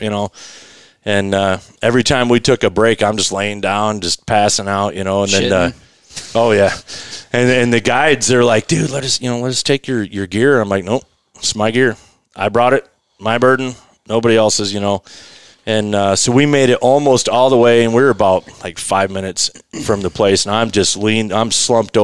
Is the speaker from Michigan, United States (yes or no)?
no; Colorado, United States; I grew up backpacking the Rockies, and, you know, I grew up homeless